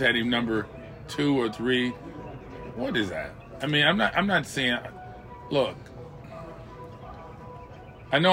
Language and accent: English; California, United States; I'm from California